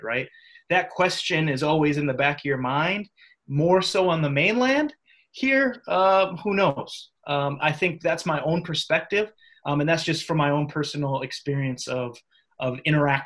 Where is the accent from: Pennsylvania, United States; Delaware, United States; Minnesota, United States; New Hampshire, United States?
Minnesota, United States; moved away; also born or lived in Iowa; I grew up in Minnesota, so my general experience is from there. Went to school in Iowa